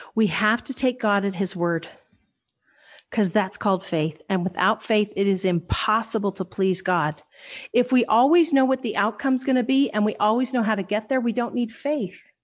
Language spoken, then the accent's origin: English; western Kansas, United States; I'm from Wes, I was born in western Kansas.